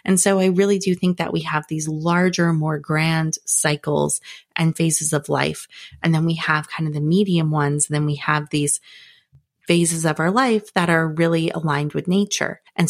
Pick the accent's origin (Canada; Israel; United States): Canada; Northern Canada; Okay, maybe I've been a little annoyed when it's freezing cold because I grew up in Northern Canada